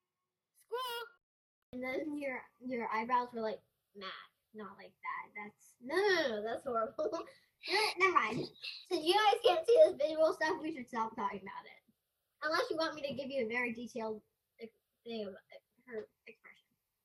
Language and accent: English; Australia; So anyway, we're originally from Australia, and I love my accent.